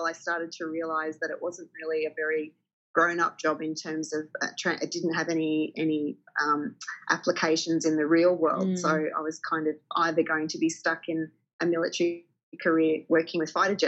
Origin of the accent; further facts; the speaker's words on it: country Victoria, Australia; I grew up in country Victoria